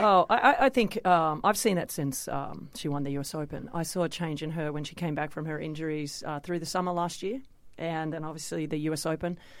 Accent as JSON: {"language": "English", "country": "Australia", "tie": "born or raised there", "said": "winning my first Grand Slam in front of my hometown"}